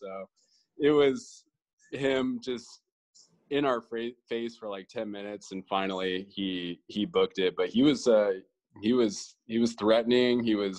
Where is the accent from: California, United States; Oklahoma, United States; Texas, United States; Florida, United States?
California, United States; Los Angeles; now in on the road; I travel quite a bit now, but LA is always like my hometown. You know, for me, LA is my spot, like the city I love the most.